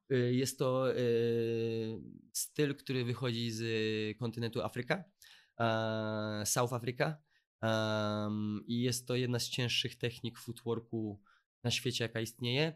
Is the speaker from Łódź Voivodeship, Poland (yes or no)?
yes; Łódź, Łódź Voivodeship, Poland; ja też jestem z Łodzi